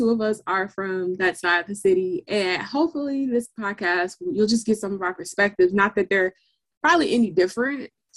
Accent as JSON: {"language": "English", "country": "United States", "also_born_or_lived": "Inglewood"}